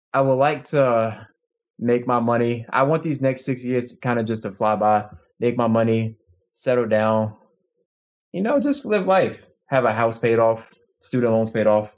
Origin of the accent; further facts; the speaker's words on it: Chesapeake, Virginia, United States; now in Issaquah, United States; I'm from Virginia, Chesapeake, Virginia, known as the seven five seven, but I currently live in Issaquah, Washington.